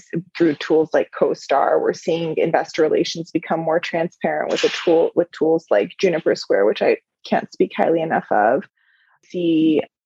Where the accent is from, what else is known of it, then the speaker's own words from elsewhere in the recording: Iran; moved away; I'm from the Middle East. I'm from Iran originally.